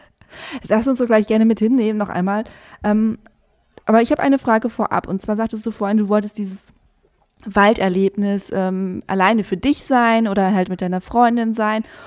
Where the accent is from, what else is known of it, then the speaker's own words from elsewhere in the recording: countryside between Velen and Heiden, North Rhine-Westphalia, Germany; Also da, wo ich aufgewachsen bin, ich bin auch auf dem Land aufgewachsen. Ich dachte, das ist echt, das ist zwischen Fehlen und Heiden.